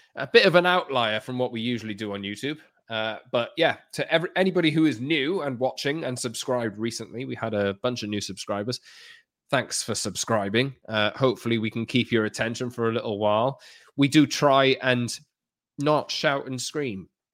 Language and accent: English; Newport, Wales, United Kingdom; I was born in Newport